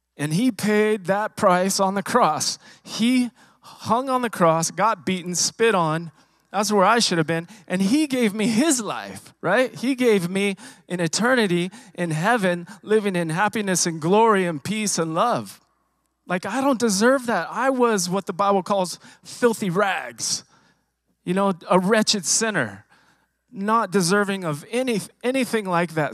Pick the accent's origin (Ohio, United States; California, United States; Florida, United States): California, United States; Riverside; I was born and raised in Southern California, Riverside, California